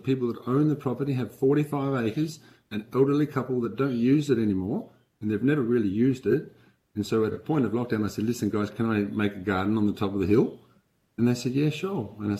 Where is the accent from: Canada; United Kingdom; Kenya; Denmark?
Denmark; now in Australia; I came from Denmark, not Western Australia, Denmark, but Denmark over in Scandinavia.